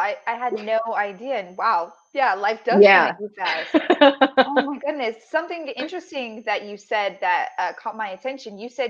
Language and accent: English; Colorado, United States; moved away; I'm originally from Colorado and we get so much sunshine out there.